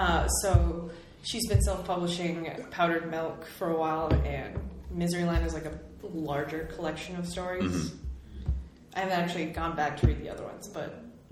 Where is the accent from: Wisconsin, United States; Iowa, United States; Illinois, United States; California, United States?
Wisconsin, United States; near the Minnesota border; I am not technically Minnesotan born, but I was born just across the border, and my whole family is from over here, so I've sort of lived that border my entire life.